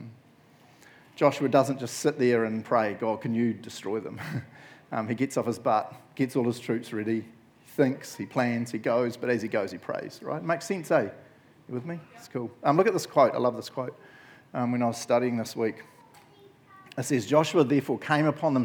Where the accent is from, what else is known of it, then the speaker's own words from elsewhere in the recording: Matamata, Waikato, New Zealand; I grew up in Matamata